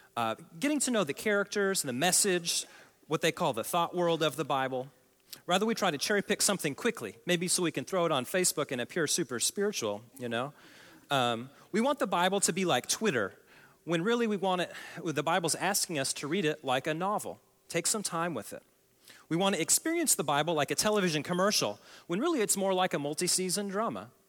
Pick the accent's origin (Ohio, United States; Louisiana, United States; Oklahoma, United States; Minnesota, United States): Oklahoma, United States; I come from Oklahoma